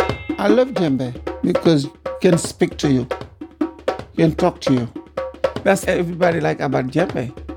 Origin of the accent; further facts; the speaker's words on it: Senegal; I'm from Africa, Senegal.